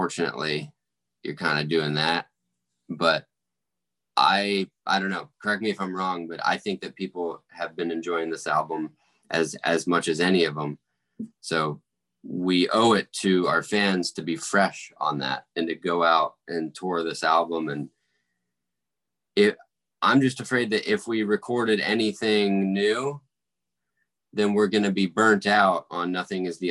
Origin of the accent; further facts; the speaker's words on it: St. Augustine, Florida, United States; moved away as an adult; also born or lived in Nashville, Tennessee; Like I actually grew up here. I went from preschool all the way to college here in my hometown, which is St. Augustine, Florida